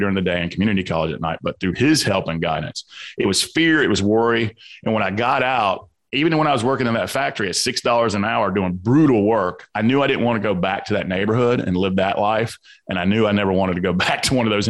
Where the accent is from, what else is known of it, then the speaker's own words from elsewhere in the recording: Atlanta, Georgia, United States; accent: Southern; I grew up in the South Side of Atlanta on a lot of violence and abuse.